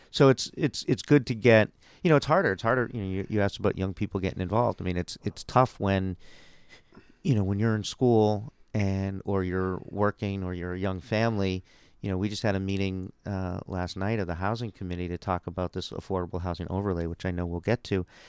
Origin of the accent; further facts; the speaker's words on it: Cambridge, Massachusetts, United States; I grew up in Cambridge. I went to the Cambridge Public Schools